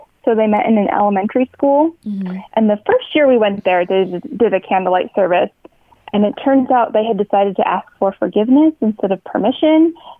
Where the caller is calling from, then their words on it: Idaho, United States; I'm from Idaho.